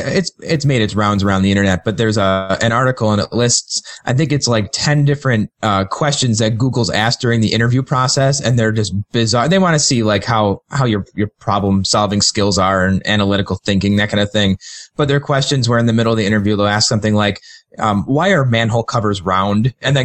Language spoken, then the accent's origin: English; England, United Kingdom; you know, I'm an English guy, so it doesn't mean too much to me